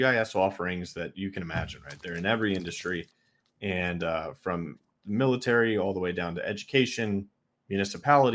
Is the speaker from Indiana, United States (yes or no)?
no; New York, United States; I'm from New York